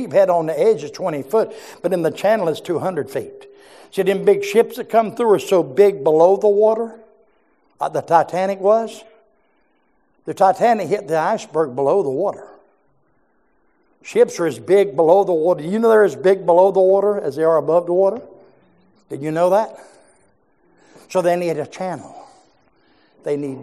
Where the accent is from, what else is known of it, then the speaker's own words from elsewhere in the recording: Jacksonville, Florida, United States; also born or lived in Georgia / South Georgia; I was born inside Georgia, but I was raised in Jacksonville, Florida.